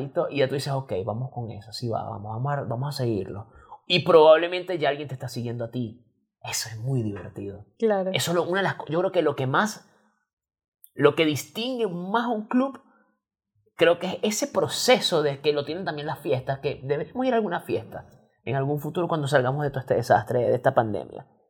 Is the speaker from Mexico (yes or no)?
no; Venezuela; now in Chile; nosotros somos venezolanos